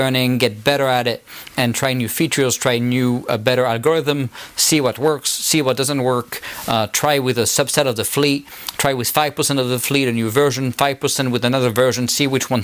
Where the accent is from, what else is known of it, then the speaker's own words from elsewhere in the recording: France; accent: French; now in United States; my French accent